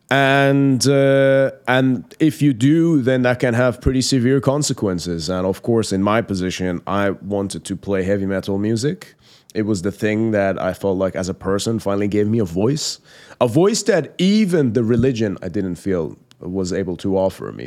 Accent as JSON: {"language": "English", "country": "Iran", "tie": "born or raised there", "second_language": "English", "moved": "yes", "said": "born and raised in Iran, in the Islamic Republic of Iran"}